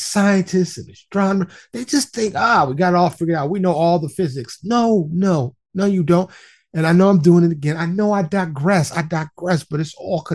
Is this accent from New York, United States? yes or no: yes; New York City, New York, United States; also born or lived in Florida; now in Texas, United States; I used to live in New York City, born and raised in New York City. I'm a New York City native